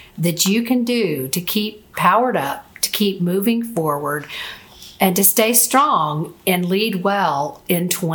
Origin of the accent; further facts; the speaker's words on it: Florida, United States; I'm from Florida, live in Florida, and I've always been around boats and the Gulf of Mexico all of my life.